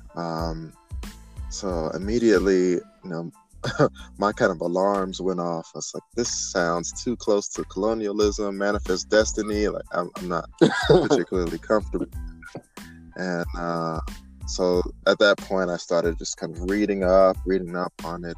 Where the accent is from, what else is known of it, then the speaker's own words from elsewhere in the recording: Greensboro, North Carolina, United States; moved away as an adult; also born or lived in Georgia; I am originally from Greensboro, North Carolina